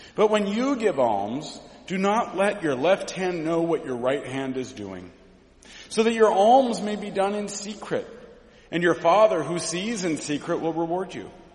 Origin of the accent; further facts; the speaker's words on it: Mount Angel, Oregon, United States; I grew up in Mount Angel, Oregon